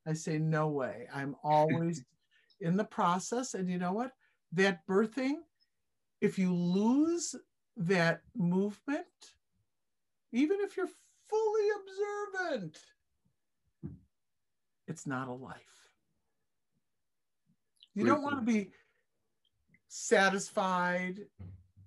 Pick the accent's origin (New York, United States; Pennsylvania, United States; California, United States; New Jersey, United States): New York, United States; Buffalo; I was brought up in Buffalo, where I live now